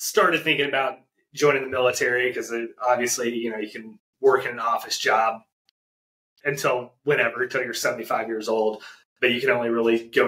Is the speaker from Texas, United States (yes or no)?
yes; Arlington, Texas, United States; moved away as an adult; also born or lived in Fayetteville, North Carolina; now in Emerald Coast, Florida, United States; I grew up in the Dallas area in Arlington, Texas